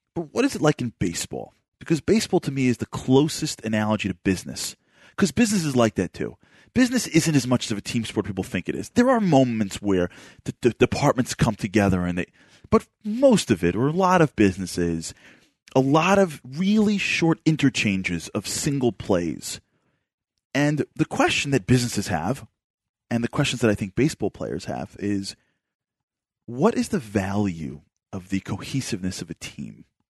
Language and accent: English; New York City, New York, United States; moved away; I grew up in Brooklyn